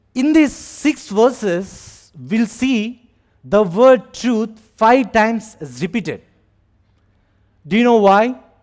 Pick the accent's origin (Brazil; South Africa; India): India; moved away as an adult; now in Abu Dhabi, United Arab Emirates; I am from India